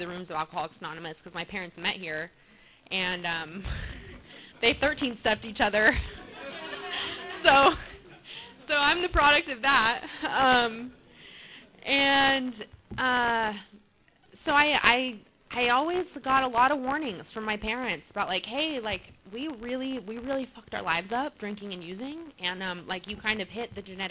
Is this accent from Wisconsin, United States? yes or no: no; Albuquerque, New Mexico, United States; now in Mission Viejo, United States; I was born in Albuquerque, New Mexico, and I had a pretty chaotic family life.